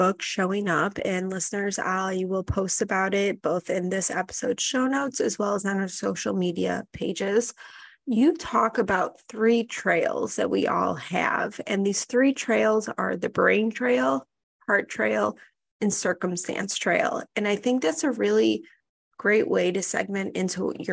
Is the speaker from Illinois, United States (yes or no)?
yes; Highland Park, Illinois, United States; moved away; my hometown of Highland Park, Illinois.